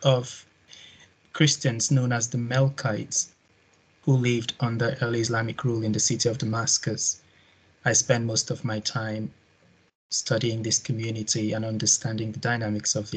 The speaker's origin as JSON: {"language": "English", "country": "Nigeria", "accent": "guttural", "said": "I come from West Africa, Nigeria to be precise, as you'll be figuring out from my guttural accent in a minute."}